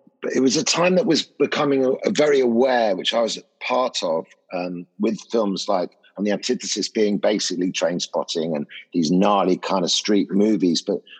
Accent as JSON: {"language": "English", "town": "Ibiza", "region": "Balearic Islands", "country": "Spain", "tie": "born or raised there", "said": "Because I grew up in Ibiza in the 60s and stuff like that."}